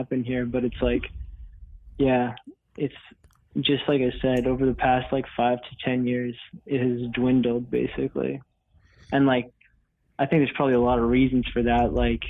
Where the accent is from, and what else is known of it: Canada